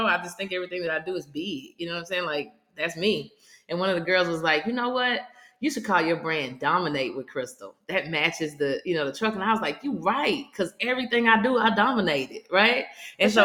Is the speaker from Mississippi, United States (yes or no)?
yes; Mississippi, United States; I'm originally from Mississippi